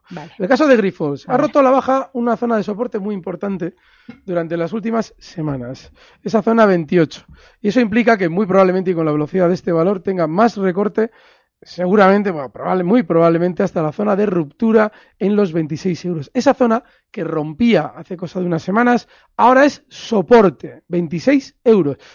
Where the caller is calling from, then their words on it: Valencia, Valencian Community, Spain; Hola, buenas tardes. … de Valencia.